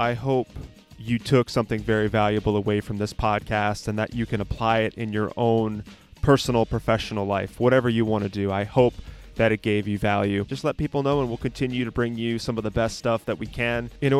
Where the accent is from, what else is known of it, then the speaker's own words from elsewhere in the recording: New London, Connecticut, United States; my hometown, which is the New London area